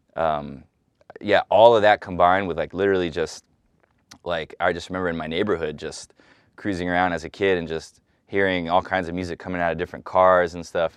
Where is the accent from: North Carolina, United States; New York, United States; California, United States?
California, United States; San Francisco; moved away; the neighborhood I grew up in. I grew up on, like, twenty-third and Dolores